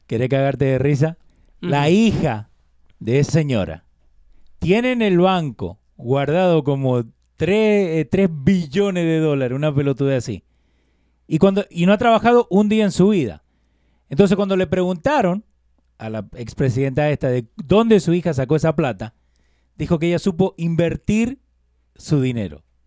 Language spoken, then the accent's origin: Spanish; Argentina; yo como argentino